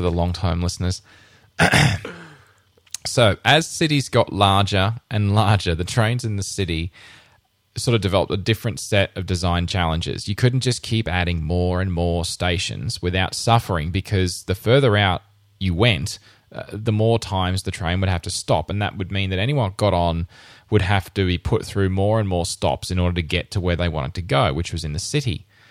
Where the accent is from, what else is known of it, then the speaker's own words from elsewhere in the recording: Rockhampton, Queensland, Australia; moved away as an adult; in my hometown, I grew up in Rockhampton